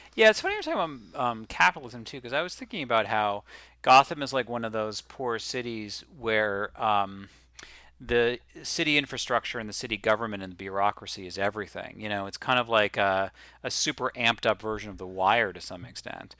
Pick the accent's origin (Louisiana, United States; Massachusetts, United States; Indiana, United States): Massachusetts, United States; Boston; also born or lived in Los Angeles; now in New York, United States; growing up in Boston and now living in New York